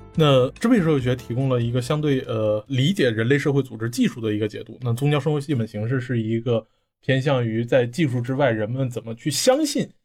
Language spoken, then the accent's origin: Chinese; Northeast China, China; 咱们老家来自东东北的北地区的